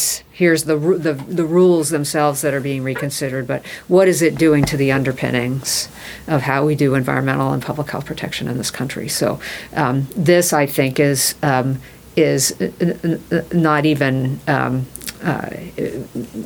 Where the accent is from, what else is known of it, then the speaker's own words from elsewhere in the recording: Indiana, United States; my home state